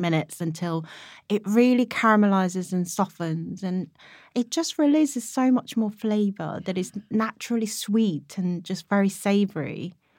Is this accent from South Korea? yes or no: yes; South Korea; now in United Kingdom; what made me Korean at that point and how I was going to be able to offer her that other half of Koreanness